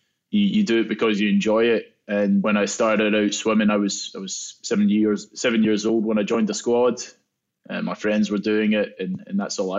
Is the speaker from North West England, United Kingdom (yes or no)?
no; Scotland, United Kingdom; Yeah, I think, in Scotland, golf's quite a big sport. So Dad had a golf club in my hands before I could even walk.